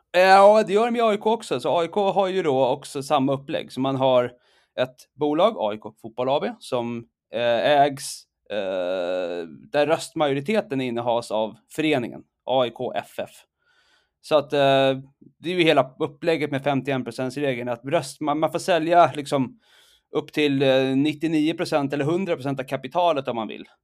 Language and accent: Swedish; Stockholm, Stockholm County, Sweden; moved away as an adult; now in Saudi Arabia; jag är stockholmare, djurgårdare, uh, exilsvensk sedan rätt många år tillbaka